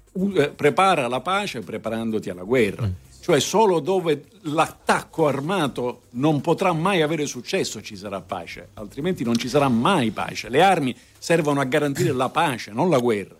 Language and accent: Italian; Palermo, Sicily, Italy; lei è di Palermo come me